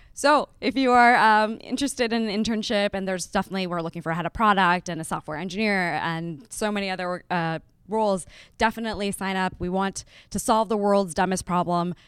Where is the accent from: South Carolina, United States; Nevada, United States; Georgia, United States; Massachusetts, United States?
Nevada, United States; Las Vegas; moved away as an adult; also born or lived in Lahore, Pakistan / Berkeley; I was born in Lahore, which is, you know, city in Pakistan. And it was a little too conservative for my family. So they picked us up and they moved us to Las Vegas. And so I grew up in Las Vegas